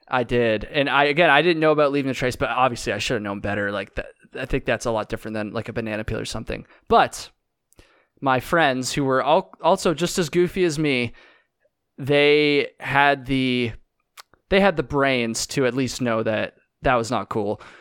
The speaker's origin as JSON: {"language": "English", "region": "Vermont", "country": "United States", "said": "I'm from Vermont."}